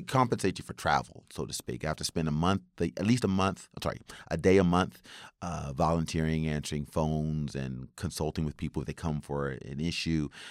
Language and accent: English; West Virginia, United States; now in Japan; growing up in West Virginia